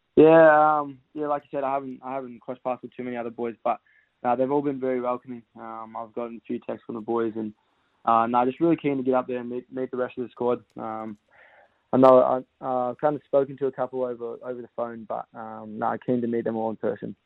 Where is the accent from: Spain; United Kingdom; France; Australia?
Australia; Western Australia; now in Victoria, Australia; I'm originally from Western Australia